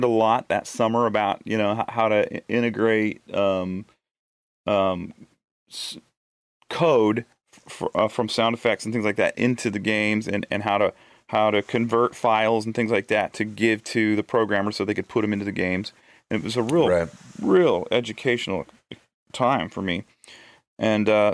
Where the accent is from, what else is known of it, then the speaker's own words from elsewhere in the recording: Eugene, Oregon, United States; moved away as an adult; now in Nashville, United States; my hometown of Eugene